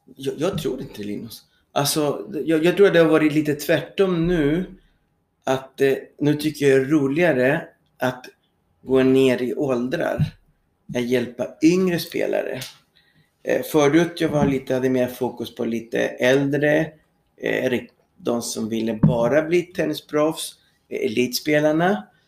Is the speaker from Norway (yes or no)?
no; Santiago, Santiago Metropolitan Region, Chile; Swedish is a second language; moved away as an adult; also born or lived in Sweden; now in Södertälje, Sweden; Jag kommer från Chile, född i Santiago